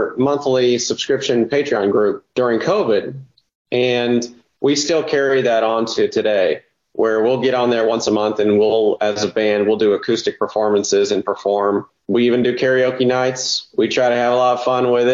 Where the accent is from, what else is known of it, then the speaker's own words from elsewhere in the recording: Shelbyville, Indiana, United States; now in Nashville, United States; my hometown, Shelbyville, Indiana